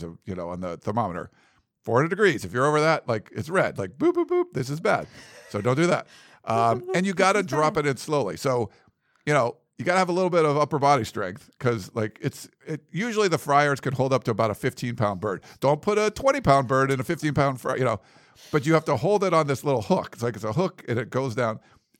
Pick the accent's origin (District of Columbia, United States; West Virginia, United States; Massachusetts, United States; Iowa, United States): Massachusetts, United States; moved away as an adult; now in Los Angeles, United States; I came here from Massachusetts. To L.A. And I had never even been to California when I came to USC. Like, I'd never been west of the Mississippi.